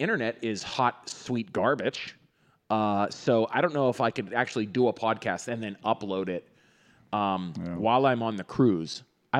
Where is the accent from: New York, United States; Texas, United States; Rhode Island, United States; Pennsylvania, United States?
Pennsylvania, United States; Greensburg; we all love Pittsburgh, or I'm originally from Greensburg.